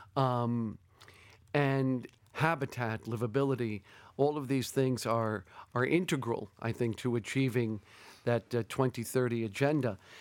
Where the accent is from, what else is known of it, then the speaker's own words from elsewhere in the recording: New York City, New York, United States; moved away as an adult; also born or lived in Berlin / Paris / Amman / Baghdad; I grew up in New York City